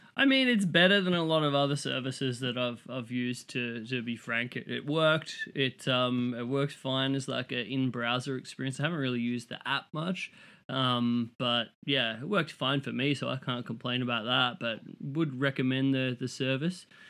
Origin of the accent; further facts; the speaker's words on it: Australia; as an Australian, like, coming to Chicago